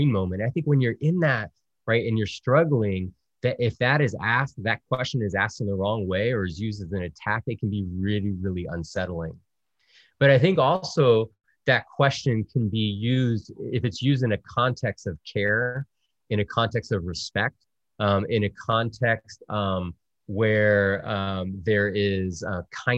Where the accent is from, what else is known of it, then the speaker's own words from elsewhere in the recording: South Texas, United States; also born or lived in Virginia; growing up as a Salva Puerto Rican kid in South Texas